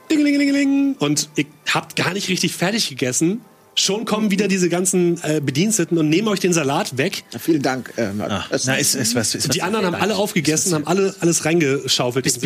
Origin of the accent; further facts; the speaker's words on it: United Kingdom; German is a second language; Ich meine, ich ja. bin Brite